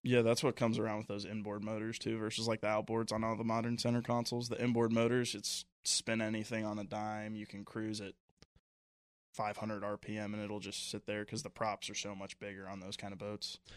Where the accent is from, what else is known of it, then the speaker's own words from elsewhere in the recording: Cincinnati, Ohio, United States; also born or lived in Cleveland, Ohio; born and raised in Ohio, from Cleveland, raised in Cincinnati most of my life, but still a Lake Erie guy through and through